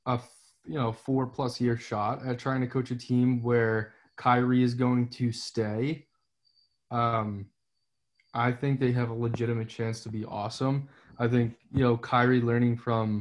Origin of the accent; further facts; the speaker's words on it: New York, United States; I'm from New York.